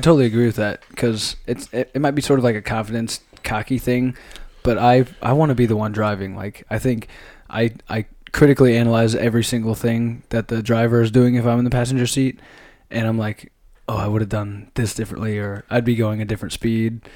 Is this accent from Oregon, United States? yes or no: no; Grinnell, Iowa, United States; I'm from Iowa